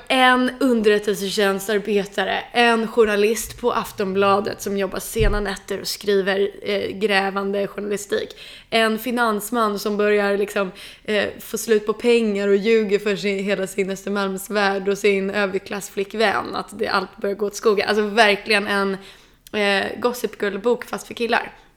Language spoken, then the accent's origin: Swedish; Sweden; jag som är svensk